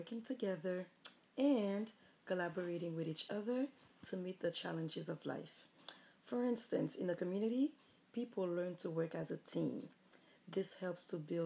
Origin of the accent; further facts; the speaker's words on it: Haiti; accent: Haitian; moved away; my beautiful Haitian accent